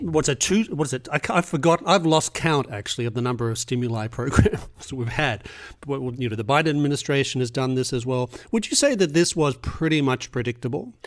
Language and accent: English; Australia; moved away; I was growing up in Australia